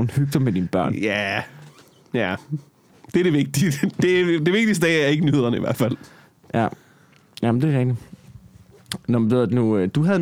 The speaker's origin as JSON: {"language": "Danish", "town": "Copenhagen", "region": "Capital Region of Denmark", "country": "Denmark", "tie": "born or raised there", "said": "jeg voksede op ude på Amager, ikke? Ja. Mine forældre, de boede øh, i Rødehøj, midt på Amager, ikke? Mm. i en andelsbyggeri"}